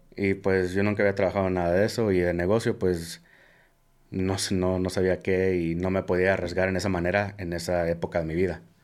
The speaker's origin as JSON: {"language": "Spanish", "town": "Omaha", "region": "Nebraska", "country": "United States", "said": "yo soy de Omaha, Nebraska"}